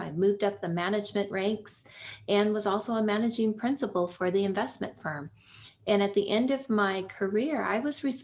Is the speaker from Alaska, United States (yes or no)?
no; Silicon Valley, California, United States; I grew up actually near the poverty line in Silicon Valley